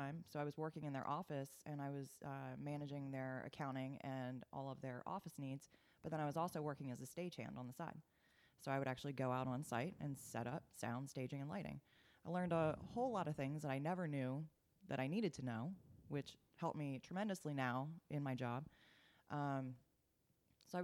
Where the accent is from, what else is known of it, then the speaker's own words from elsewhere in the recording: Maryland, United States; now in Atlanta, United States; I grew up in Maryland